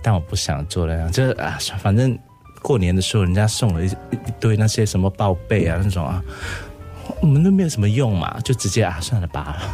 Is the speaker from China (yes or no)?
no; Singapore; 我们新加坡人